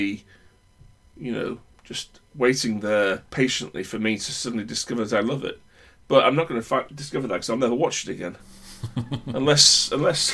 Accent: United Kingdom; I'm British.

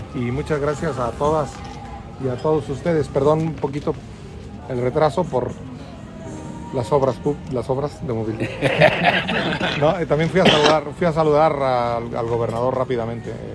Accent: Mexico

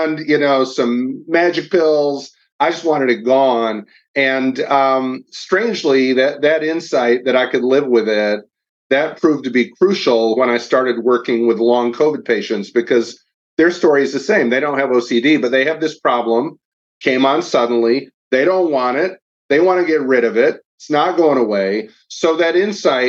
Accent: Kalamazoo, Michigan, United States; moved away as an adult; now in Nashville, United States; I'm from Kalamazoo, Michigan, so a little north of your hometown

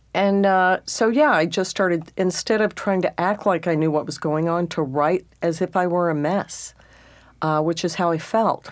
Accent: southeast Texas, United States; moved away; being a Texan and then a redneck

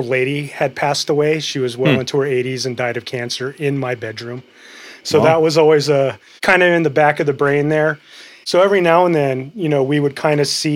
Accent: San Fernando Valley, California, United States; I grew up in the San Fernando Valley

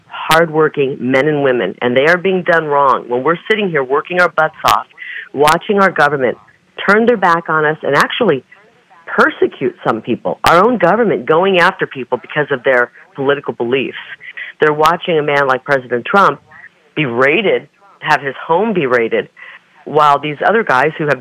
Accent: Scott County, Iowa, United States; moved away; this is the county where I grew up, right along the banks of the Mississippi River

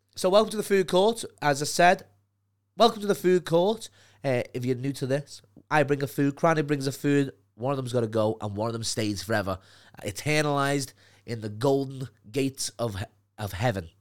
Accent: Liverpool, North West England, United Kingdom; accent: Liverpool; now in London, United Kingdom; my accent

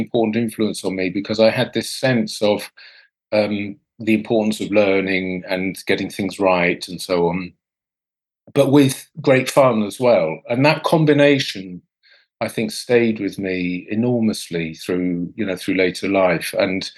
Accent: Portsmouth, South East England, United Kingdom; I grew up in the south of England, about as far south as you can get, actually, in Portsmouth

